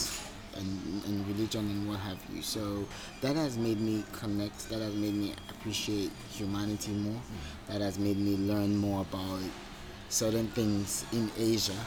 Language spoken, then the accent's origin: English; Nigeria; now in Kuala Lumpur, Malaysia; I'm Nigerian. Unapologetically African.